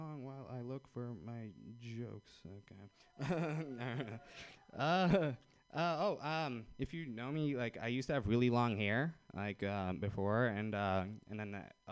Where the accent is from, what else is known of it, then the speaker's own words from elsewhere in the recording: Fremont, California, United States; I'm from Fremont